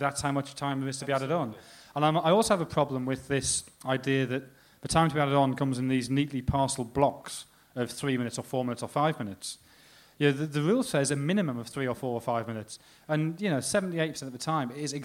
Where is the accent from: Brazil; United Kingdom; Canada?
United Kingdom; England